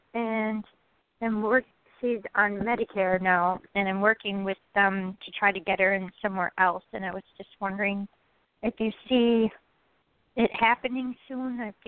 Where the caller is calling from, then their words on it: Wisconsin, United States; I'm calling from Wisconsin.